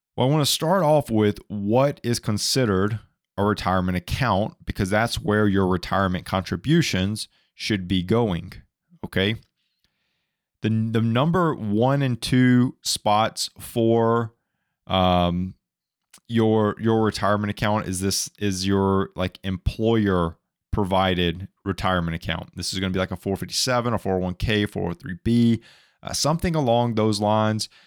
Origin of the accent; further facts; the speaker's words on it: Alabama, United States; moved away; I'm from Alabama originally